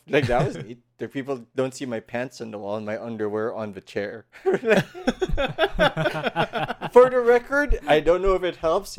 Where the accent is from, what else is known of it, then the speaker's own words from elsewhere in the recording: Philippines; English is a second language; Philippines. Oh, it's not like they didn't think less of me, but they're like, really? But the accent is weird.